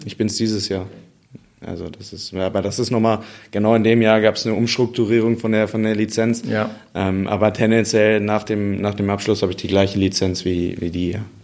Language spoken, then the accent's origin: German; Dortmund, North Rhine-Westphalia, Germany; ob ich als Dortmunder